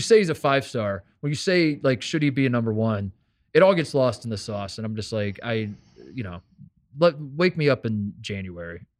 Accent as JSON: {"language": "English", "town": "Brownsburg", "region": "Indiana", "country": "United States", "tie": "born or raised there", "said": "I'm still from Hendricks County, Indiana"}